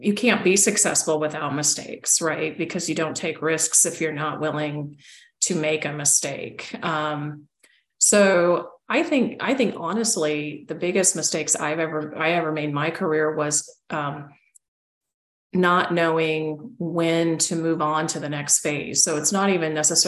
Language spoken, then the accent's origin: English; Loveland, Colorado, United States; moved away as an adult; also born or lived in Oregon / Washington, D.C.; I grew up in Loveland, Colorado, the sweetheart city